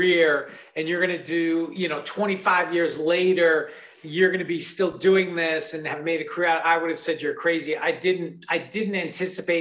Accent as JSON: {"language": "English", "region": "New York", "country": "United States", "tie": "born or raised there", "said": "growing up in New York"}